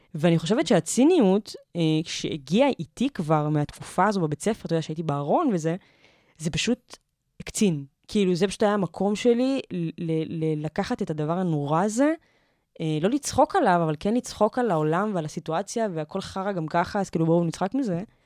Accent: Givatayim, Tel Aviv District, Israel; also born or lived in Petah Tikva; now in Tel Aviv, Israel; אני גדלתי בגבעתיים

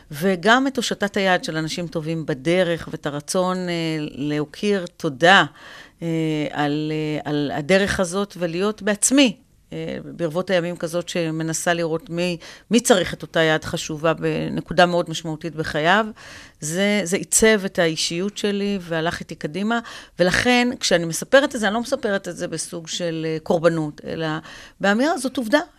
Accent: Afula, Northern District, Israel; also born or lived in Ramla; אה, ברמלה, ועברתי בתום כיתה א' לעפולה.

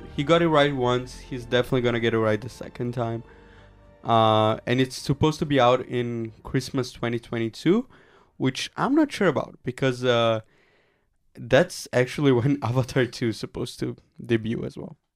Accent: Brazil; moved away; my home country of Brazil

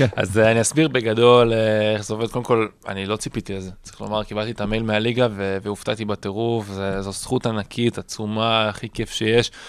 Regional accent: Israel; אנחנו ישראלים

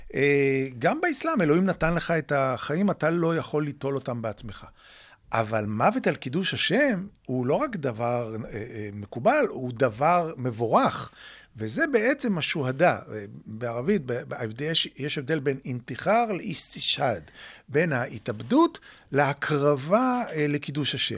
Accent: Israel

